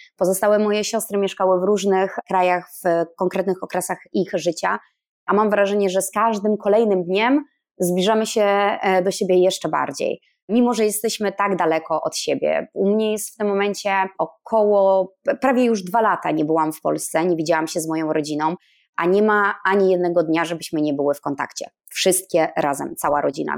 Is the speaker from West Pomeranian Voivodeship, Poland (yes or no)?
yes; Stargard, West Pomeranian Voivodeship, Poland; moved away; ja pochodzę z północy Polski, z małego miasteczka ze Stargardu Szczecińskiego, spod Szczecina.